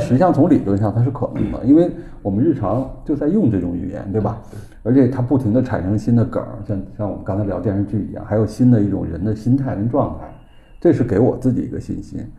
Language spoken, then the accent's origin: Chinese; Beijing, China; accent: Beijing dialect; 我们北京话就是说这个北方话嘛